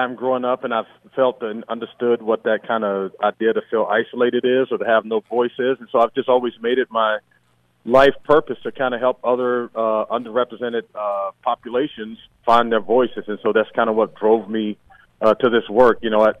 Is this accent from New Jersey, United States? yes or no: no; Western North Carolina, United States; I grew up in Western North Carolina, so Knoxville was only maybe a little over 100 miles from where I grew up